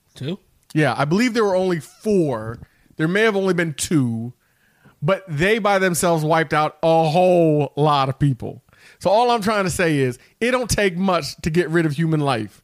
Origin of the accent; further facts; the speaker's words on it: Parkersburg, West Virginia, United States; like most people who grew up in West Virginia. I'm from Parkersburg.